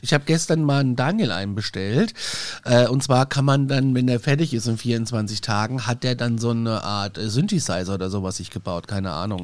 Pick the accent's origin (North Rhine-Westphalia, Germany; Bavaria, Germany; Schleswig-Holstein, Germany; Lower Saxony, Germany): Bavaria, Germany; Aschaffenburg; Aschaffenburg zählt ja gar nicht wirklich nur auf der Landkarte zu Bayern, eigentlich sind wir ja Hessen